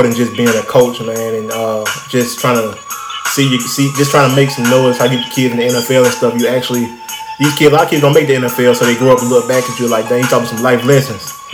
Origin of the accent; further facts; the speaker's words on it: Troy, Alabama, United States; moved away; that's my hometown, Troy. That's where I'm from, my small little town